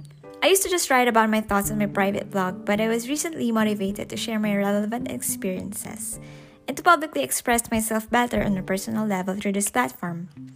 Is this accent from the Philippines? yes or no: yes; Philippines; now in Melbourne, Australia; I'm on my late 20s and a corporate slave in the IT world. I was born in the Philippines but now living a simple life in Melbourne.